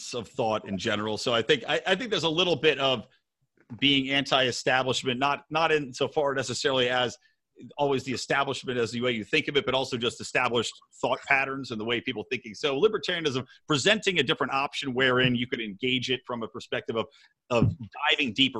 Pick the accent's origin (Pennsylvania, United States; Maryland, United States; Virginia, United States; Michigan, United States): Pennsylvania, United States; Bucks County, outside Philadelphia; moved away as an adult; also born or lived in Los Angeles; I grew up in Philly, or outside of Philly, I should say, in Bucks County.